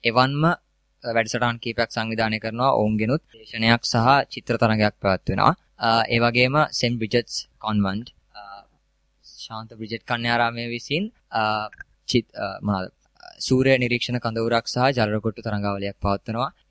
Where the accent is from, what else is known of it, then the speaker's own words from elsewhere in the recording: Sri Lanka; ශ්‍රී ලාංකික අපිට අනන්‍යතාවයක් තියෙනවා අපිට සංස්කෘතියක් තියෙනවා.